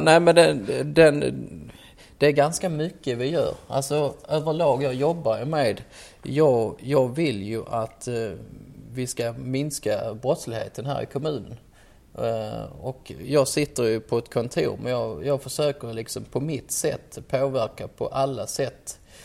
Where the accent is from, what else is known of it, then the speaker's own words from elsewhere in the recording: Ystad, Skåne, Sweden; moved away as an adult; also born or lived in Malmö; now in Stockholm, Sweden; jag kommer från Skåne som de flesta hör och kommer ifrån eh, den fantastiskt trevliga staden Ystad, Wallanderstaden